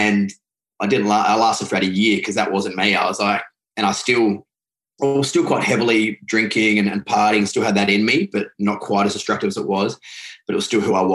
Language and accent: English; Adelaide, South Australia, Australia; I grew up in Adelaide in South Australia, which is the bottom part of Australia